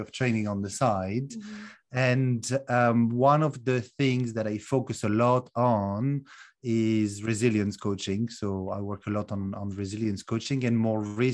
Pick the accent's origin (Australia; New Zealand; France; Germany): France; also born or lived in United Kingdom / Netherlands; now in Romania; I'm originally from France, although I currently live in Romania after a number of other countries like the UK and Netherlands as well